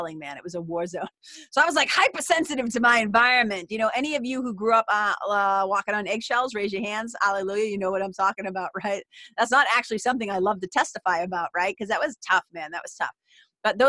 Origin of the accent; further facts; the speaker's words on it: Lawrence, Massachusetts, United States; where I grew up in Lawrence, Massachusetts